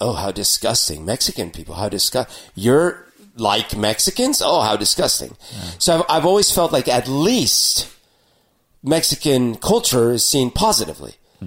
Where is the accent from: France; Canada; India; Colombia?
Colombia; Bogotá; now in Seattle, United States; growing up in Bogota or Colombia